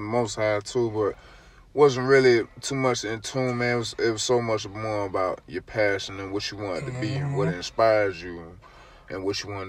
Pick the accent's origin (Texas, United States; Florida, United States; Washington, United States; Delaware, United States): Texas, United States; Dallas; I'm from Dallas, Texas